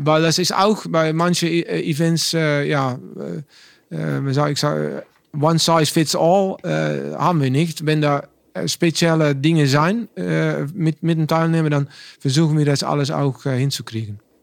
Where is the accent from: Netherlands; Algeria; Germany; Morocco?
Netherlands; German is a second language; ich bin ein Holländer